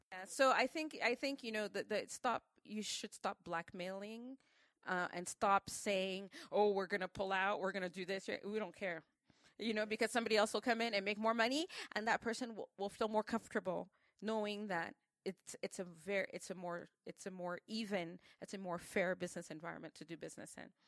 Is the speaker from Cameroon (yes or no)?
yes; Cameroon; in Cameroon we operate on a whole different sphere